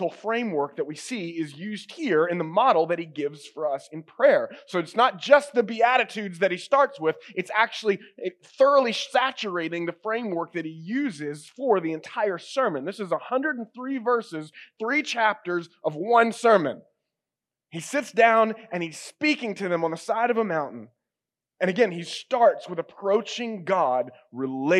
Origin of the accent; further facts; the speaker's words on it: United States; I am an American